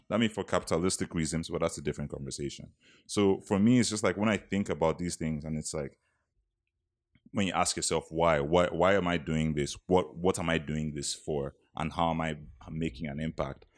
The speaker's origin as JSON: {"language": "English", "country": "Nigeria", "moved": "yes", "said": "as a Nigerian"}